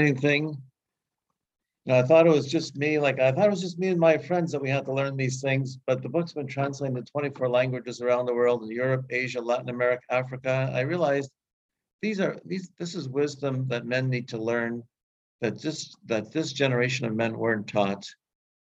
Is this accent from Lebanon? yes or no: no; Canada; I grew up in Canada